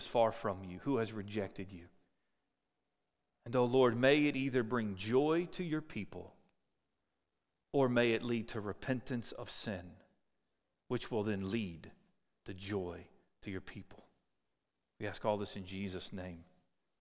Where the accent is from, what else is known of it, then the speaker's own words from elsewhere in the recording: Cincinnati, Ohio, United States; moved away; I grew up in Cincinnati